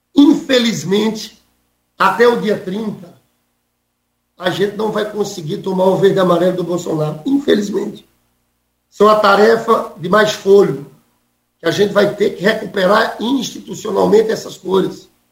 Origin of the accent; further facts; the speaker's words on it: Paraíba, Brazil; accent: Northeastern (nordestino); now in Rio de Janeiro, Brazil; eu sou nordestino. Apesar de morar no Rio de Janeiro há 30 anos, tenho a identidade do sotaque. As pessoas sabem que eu sou paraibano